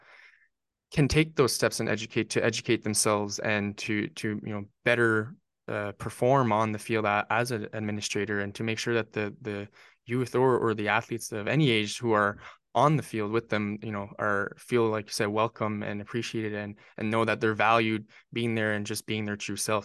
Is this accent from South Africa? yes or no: no; Northern New Brunswick, Canada; I played as every Canadian kid, Northern New Brunswick Canadian kid. I played hockey growing up